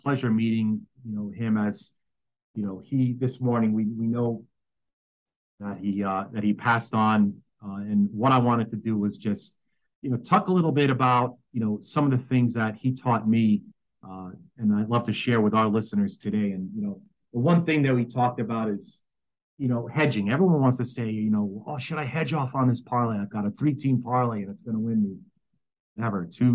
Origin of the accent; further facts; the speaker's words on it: New York City, New York, United States; born and raised in New York City.